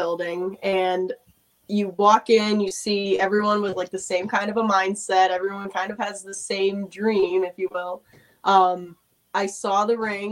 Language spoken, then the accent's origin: English; Massachusetts, United States; moved away; I'm originally from Massachusetts